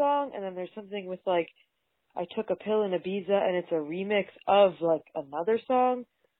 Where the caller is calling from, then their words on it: New York, United States; calling from New York.